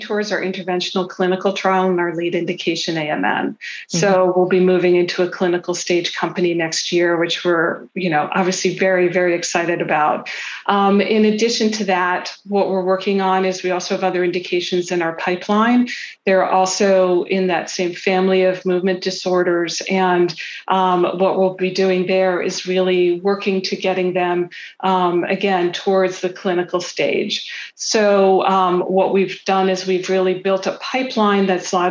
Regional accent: Philadelphia, Pennsylvania, United States; I grew up in the Philadelphia area

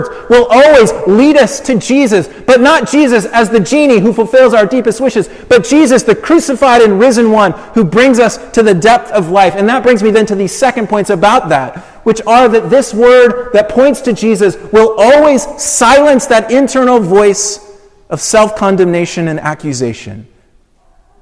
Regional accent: Colorado Springs, Colorado, United States; moved away as an adult; Colorado Springs, which is my hometown. We didn't live there

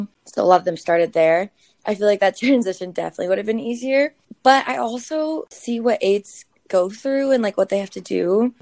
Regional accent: Georgia, United States; moved away as an adult; also born or lived in South Carolina; now in New York City, United States; I'm originally from Georgia

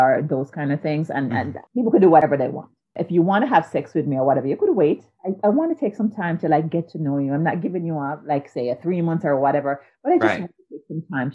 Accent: Jamaica; moved away; I grew up in Jamaica

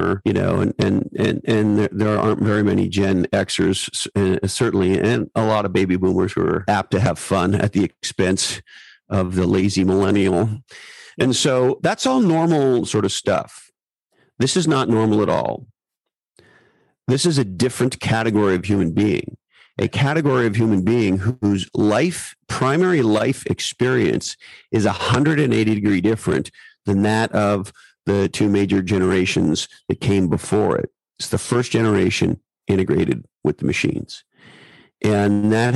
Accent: California, United States; I'm Californian

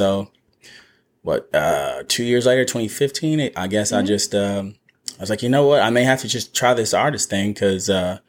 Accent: small town between Houston and Austin, Texas, United States; moved away as an adult; now in Nashville, United States; I'm from the Lone Star State, born in Houston, Texas. I grew up in a real small town, about 300 people. Between Houston and Austin called We Don't Need a Band-Aid, We Need Some Gauze.

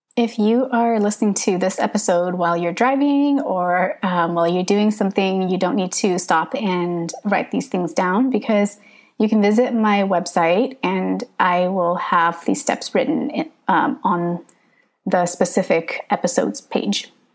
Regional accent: Northern California, United States; first language English; I grew up in Northern California

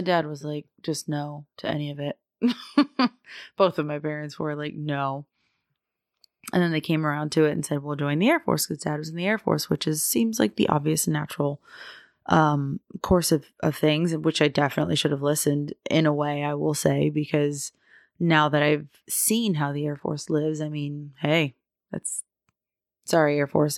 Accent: Florida, United States; moved away as an adult; I am from Florida

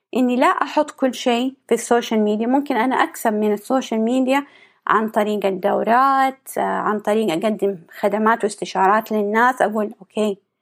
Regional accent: Saudi Arabia; عندنا في السعودية

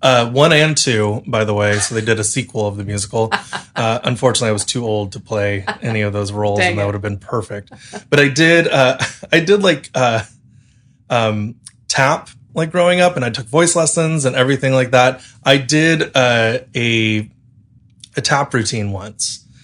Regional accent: Chula Vista, California, United States; I grew up in San Diego, grew up in Chula Vista specifically

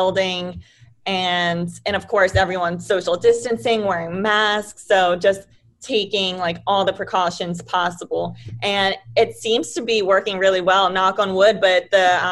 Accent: New Jersey, United States; moved away as an adult; now in Tampa, United States; we're all from New Jersey

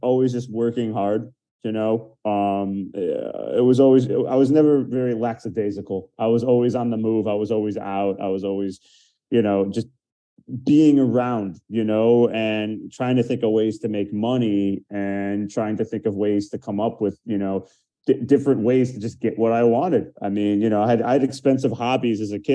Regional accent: outside Detroit, Michigan, United States; now in Miami, United States; I grew up outside Detroit in Michigan

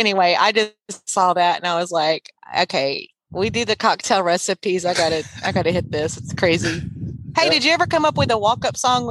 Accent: Sealy, Texas, United States; I grew up in Sealy, Texas. That's my hometown.

